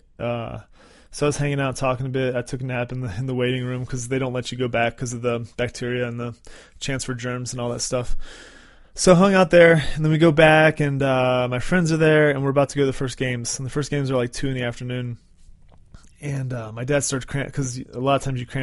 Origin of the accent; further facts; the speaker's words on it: West Virginia, United States; where I was born in West Virginia